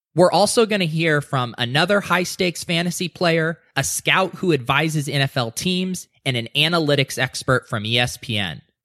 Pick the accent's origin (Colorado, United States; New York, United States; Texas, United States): Colorado, United States; Denver; my hometown Denver Broncos